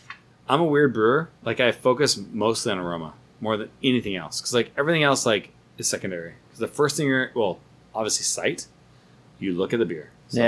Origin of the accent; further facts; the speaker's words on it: United States; moved away; As an American